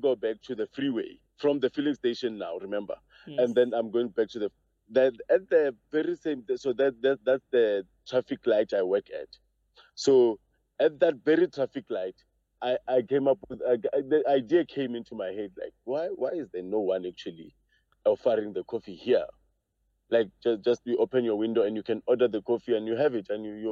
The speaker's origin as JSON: {"language": "English", "town": "Johannesburg", "region": "Gauteng", "country": "South Africa", "said": "I'm from Joburg."}